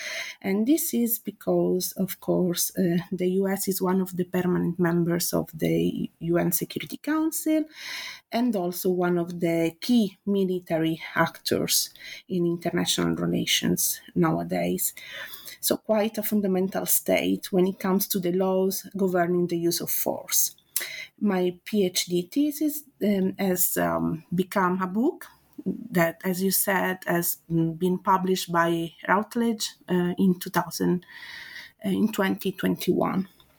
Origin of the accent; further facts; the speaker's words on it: Italy; accent: Italian; English is a second language; now in London, United Kingdom; So as you can guess from my accent, I'm Italian. But I've been teaching and researching as senior lecturer in law at Middlesex University, London, for the last 8 years.